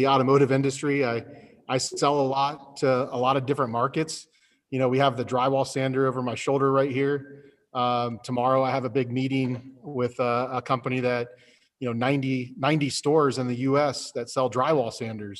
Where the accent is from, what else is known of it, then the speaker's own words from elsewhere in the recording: Dublin, Ohio, United States; I grew up in Columbus, Ohio. I grew up in a town Dublin, Ohio